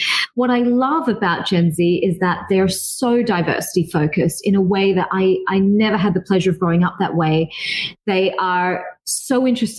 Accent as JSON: {"language": "English", "country": "Philippines", "said": "I had my best friend when I lived in Dubai as a Filipina."}